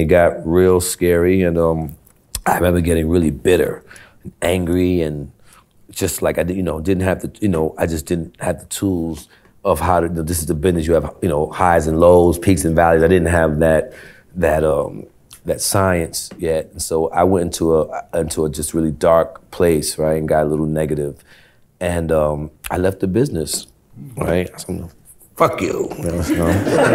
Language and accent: English; New York City, New York, United States; I'm from Brooklyn in the projects